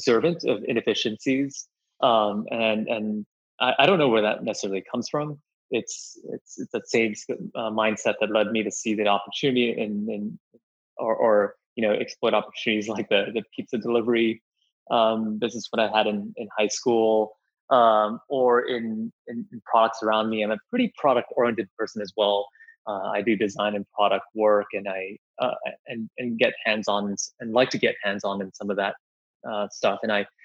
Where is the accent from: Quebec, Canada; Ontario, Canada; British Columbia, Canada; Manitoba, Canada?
British Columbia, Canada; Vancouver; moved away as an adult; also born or lived in Singapore / New York / China; now in San Francisco, United States; being from Singapore and growing up in Vancouver, having lived in New York, also upstate New York for college in a small town, and now in San Francisco